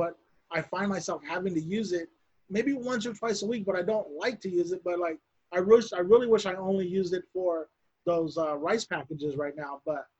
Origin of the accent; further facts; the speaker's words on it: Bakersfield, California, United States; moved away as an adult; also born or lived in Lamont, California; now in Sacramento, United States; I grew up in Bakersfield, and I moved away from Bakersfield in 2013 to come to Sacramento to work. And so Bakersfield is home.